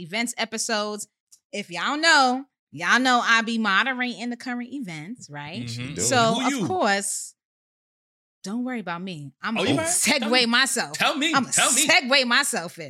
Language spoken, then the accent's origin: English; New York City, New York, United States; I represent everything Bronx. I hail from Co-op City, Section 5